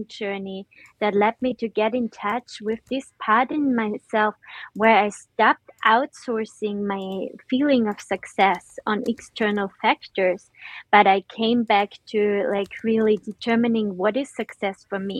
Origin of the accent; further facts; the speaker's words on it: Austria; now in Netherlands; I'm usually located in the Netherlands, but originally I'm from Austria